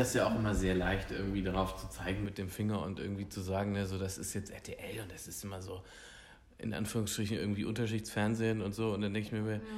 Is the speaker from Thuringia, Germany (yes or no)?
yes; Hildburghausen, Thuringia, Germany; moved away; ich bin in Thüringen aufgewachsen, in Hildburghausen